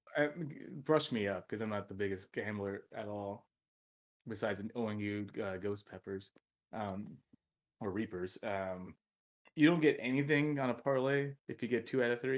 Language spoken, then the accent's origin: English; Oxnard, California, United States; moved away; my hometown, Oxnard, California.